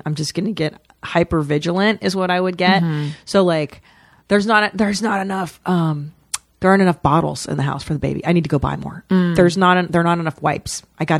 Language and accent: English; United States; Because we're not French. We're American.